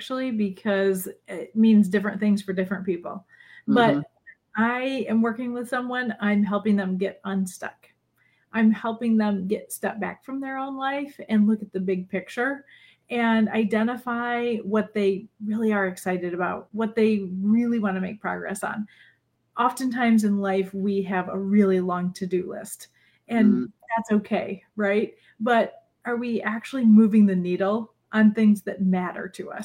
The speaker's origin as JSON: {"language": "English", "region": "Michigan", "country": "United States", "tie": "born or raised there", "moved": "as an adult", "lives_now": "Illinois, United States", "said": "I grew up in Michigan and have lived in Michigan and Illinois my entire life"}